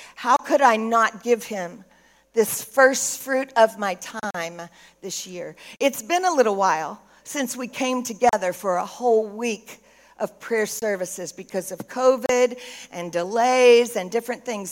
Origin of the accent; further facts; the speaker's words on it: Texas, United States; moved away; also born or lived in Tennessee; I'm from Texas. I got a little Tennessee in me